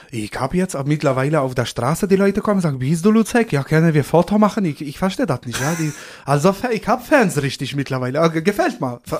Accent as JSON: {"language": "German", "country": "Poland", "tie": "born or raised there", "lives_now": "Germany", "said": "ich bin aufgewachsen in Polen mit China und Kia und Schweine."}